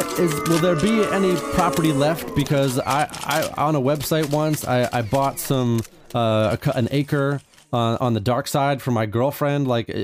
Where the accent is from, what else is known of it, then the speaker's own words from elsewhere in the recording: Bel Air, California, United States; from Bel Air